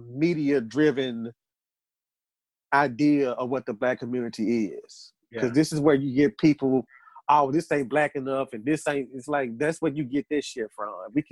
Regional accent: the Bible Belt, United States; We're in the Bible. We were raised in the Bible Belt.

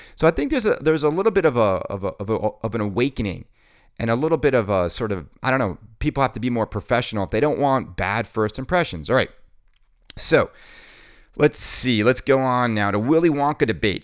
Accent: New York City, New York, United States; my hometown in New York City

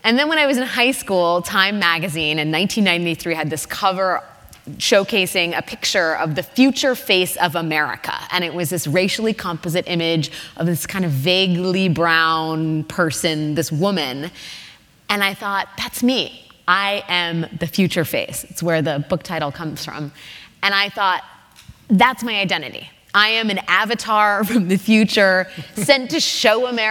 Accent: United States; I just kind of thought of myself as generically American

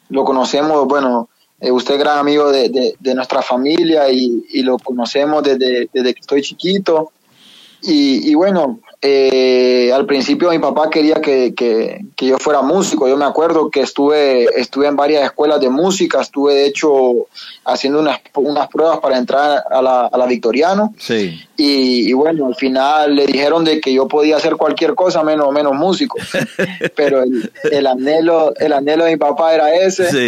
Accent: San Pedro Sula, Cortés, Honduras; Bueno, vengo de, de, Honduras, yo soy hondureño, de la ciudad de San Pedro Sula.

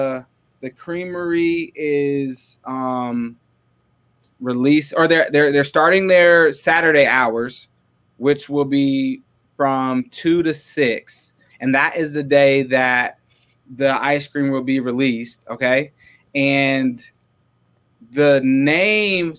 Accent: Waterloo, Iowa, United States; now in Ames, United States; we moved up to Waterloo. And so I went through middle school and high school in Waterloo. And that's what I consider home. That's where I feel like I grew up

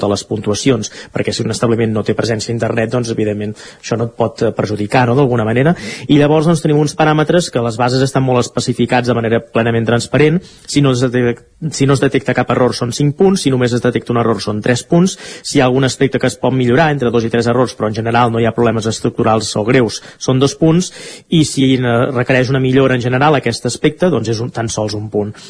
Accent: Catalonia, Spain; Estem jugant a fer veure que som espanyols quan som catalans, no?

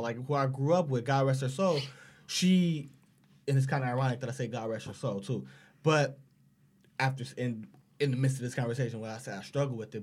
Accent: Los Angeles, California, United States; I grew up in South Central Los Angeles

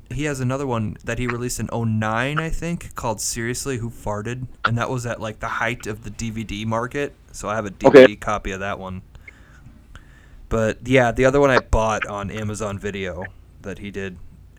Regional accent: Minnesota, United States; Minnesotans, we are the state that, like, we are pumped that we're from Minnesota

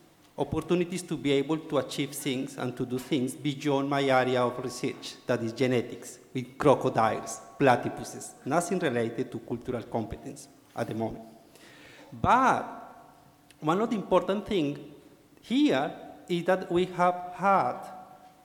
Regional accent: Colombia; moved away as an adult; now in Australia; I am originally from Colombia, from South America

